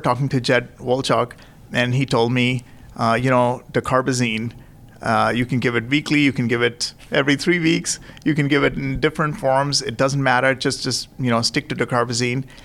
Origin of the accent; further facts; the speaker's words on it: Nagpur, Maharashtra, India; moved away as an adult; also born or lived in Indianapolis, United States / New York City, United States / Tampa, United States; now in San Francisco, United States; I am originally from Nagpur, uh, you know, which is up in the center of India.